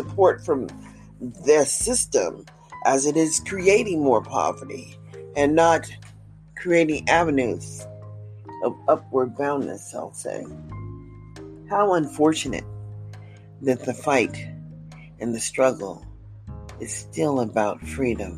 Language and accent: English; United States; As an American living in America